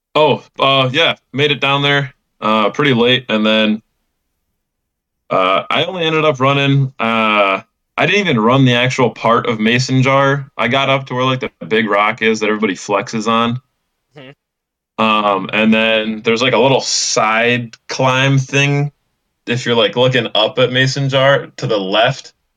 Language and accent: English; Illinois, United States; I'm from Illinois